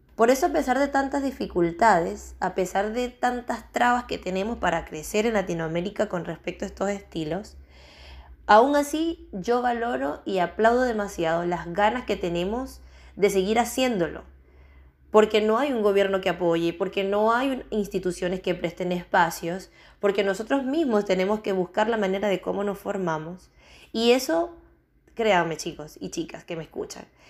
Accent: Venezuela; moved away as an adult; also born or lived in Chile; now in Spain; Yo soy venezolana, pero ya llevo seis años fuera de Venezuela

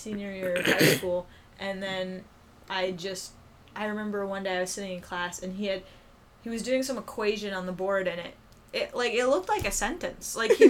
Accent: Coral Springs, Florida, United States; moved away; I'm from Coral Springs, which is kind of closer to the Fort Lauderdale area.

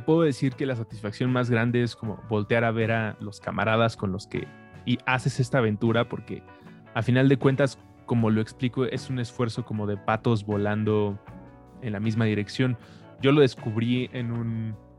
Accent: Mexico; como mexicano

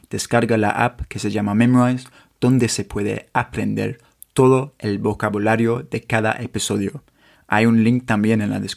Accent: Mexico; also born or lived in Monterrey, Nuevo León; ¿conoces, conoces ah, mi país?

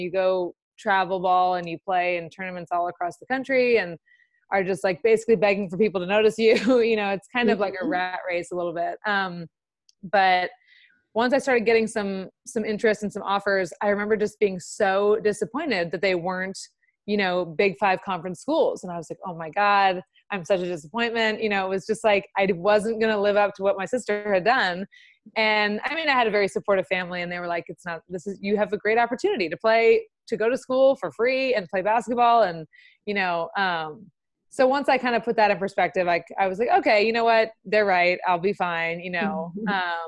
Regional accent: Los Angeles, California, United States; moved away as an adult; I'm from Los Angeles, so I was 3,000 miles away from home

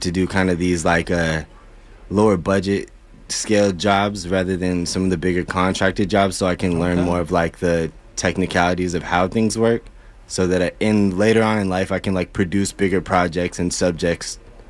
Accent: Albuquerque, New Mexico, United States; moved away; I'm originally from Albuquerque, New Mexico

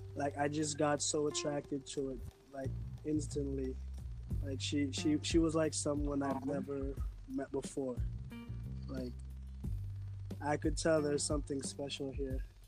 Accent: Montego Bay, Saint James, Jamaica; I'm from Jamaica, St. James, Montego Bay.

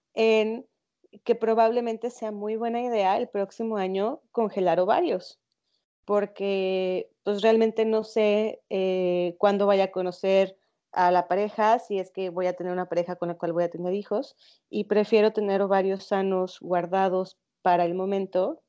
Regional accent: León, Guanajuato, Mexico; yo crecí en León, en una zona eh, con, donde la educación era sobre todo católica

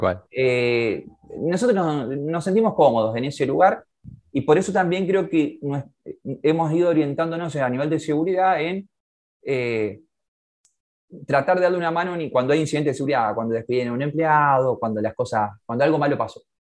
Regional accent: Santa Fe, Argentina; Yo nací en Santa Fe, sí, sí, en la casa, bueno, en la casa de mi vieja

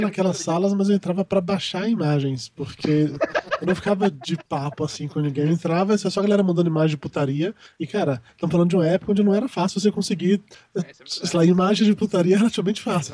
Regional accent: Salvador, Bahia, Brazil; eu sou de Salvador

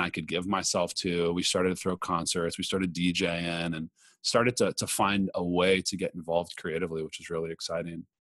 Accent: Los Angeles, California, United States; moved away as an adult; also born or lived in New York City; I grew up in Los Angeles

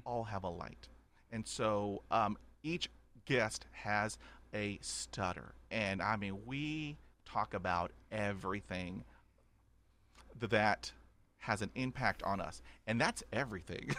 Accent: Corpus Christi, Texas, United States; also born or lived in Houston, Texas; growing up in Corpus Christi, Texas

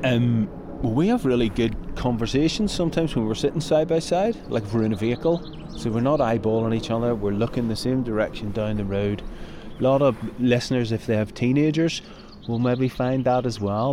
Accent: Northern Ireland, United Kingdom; moved away; growing up in Northern Ireland

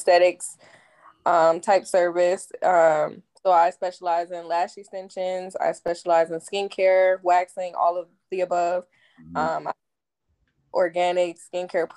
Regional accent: Cleveland, Ohio, United States; moved away as an adult; now in Phoenix, United States; I'm from Cleveland, Ohio

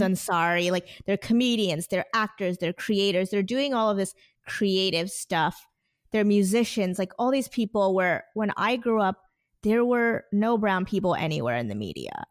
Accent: New Jersey, United States; born or raised there; also born or lived in India

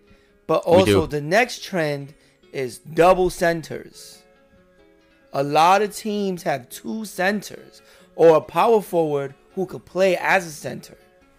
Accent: New York, United States; especially as a New Yorker

